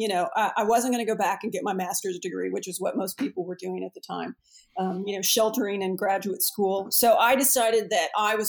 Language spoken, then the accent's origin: English; Houston, Texas, United States; moved away as an adult; now in North Carolina, United States; I was born and raised in Houston, and my father was a petroleum engineer